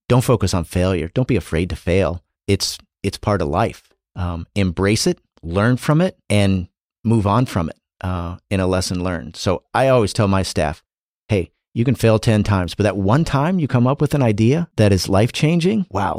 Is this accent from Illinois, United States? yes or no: yes; Illinois, United States; also born or lived in North Dakota; I grew up in was born in a town of 250 in North Dakota, and grew up in Illinois. I am the definition of not a city kid.